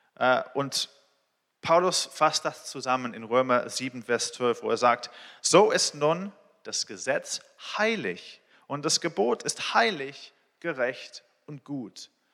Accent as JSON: {"language": "German", "region": "England", "country": "United Kingdom", "tie": "born or raised there", "also_born_or_lived": "Israel", "second_language": "German", "moved": "as an adult", "lives_now": "Berlin, Germany", "said": "Ich bin in Israel geboren, in England aufgewachsen. Ich wohne hier mit meiner Familie, äh, in Berlin seit vier Jahren."}